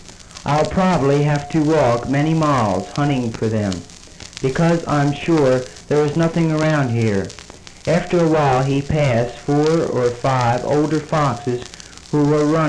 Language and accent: English; Westminster, Maryland, United States; moved away as an adult; now in Baltimore, United States; lived most of my life in Westminster